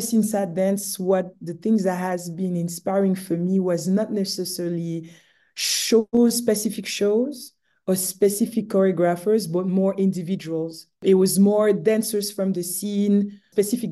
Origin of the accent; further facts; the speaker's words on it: Romandy, Switzerland; moved away; growing up in Switzerland